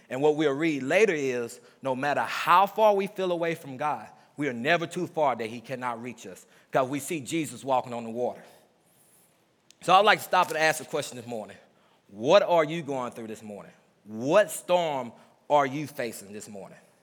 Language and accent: English; Mississippi, United States; I'm from Mississippi, so there's a lot of old sayings that we say growing up in the South